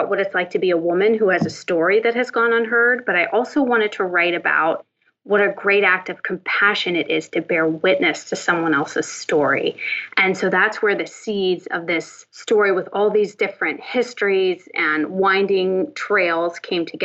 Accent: Northern Appalachia, United States; I grew up in Northern Appalachia

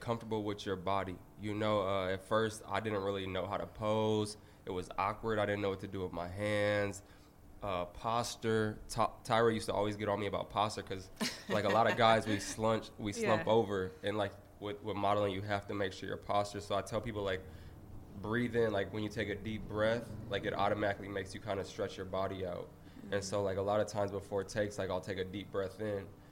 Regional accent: Minnesota, United States; now in Los Angeles, United States; I live here. I'm from Minnesota.

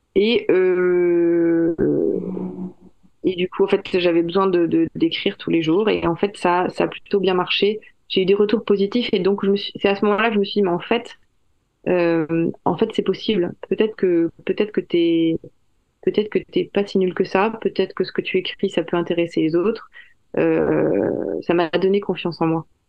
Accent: France; je suis française

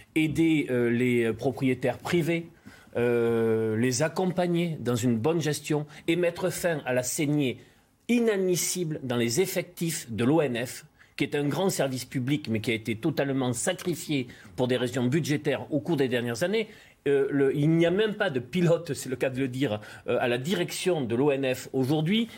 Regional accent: Landes de Gascogne, Nouvelle-Aquitaine, France; je connais bien la région, je suis originaire des Landes de Gascogne

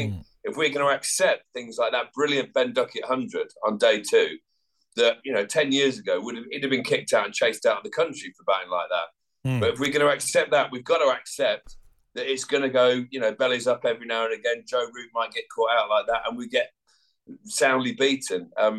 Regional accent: England, United Kingdom; We are English

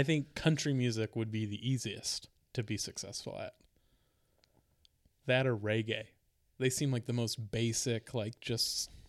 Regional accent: San Diego, California, United States; I grew up in San Diego.

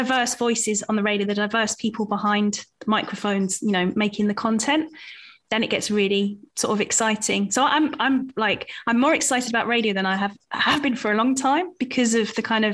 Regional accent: Southend-on-Sea, East of England, United Kingdom; I grew up in Southend and it is close to London

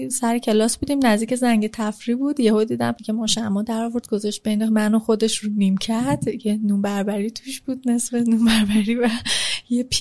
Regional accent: Tehran, Tehran Province, Iran; also born or lived in Rasht; مامانم وقتی من باردار بود رفت رشت خونه مادر بزرگم ماهای آخر وقتی که اونجا منو به دنیا آورد خونه مادرش که بود شناسم هم, اونجا گرفت بعد برگشتن تهران خونه خودمون و من تهران بزرگ شدم

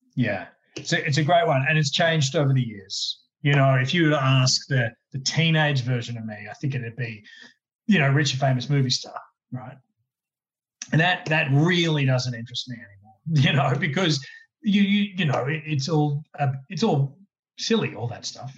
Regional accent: Brisbane, Queensland, Australia; as a kid growing up in Brisbane

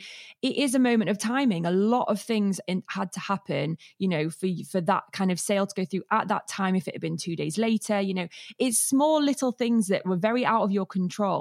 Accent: Cheadle, North West England, United Kingdom; moved away; I'm from Manchester

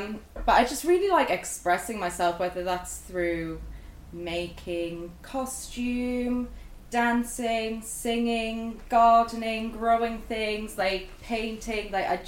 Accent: Sunderland, North East England, United Kingdom; So I'm originally from Sunderland, and I grew up there.

